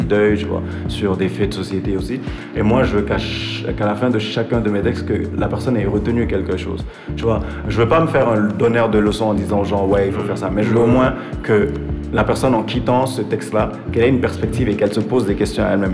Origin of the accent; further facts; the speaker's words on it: Benin; also born or lived in Senegal; je suis béninois, genre, euh, j'ai une grosse influence sénégalaise aussi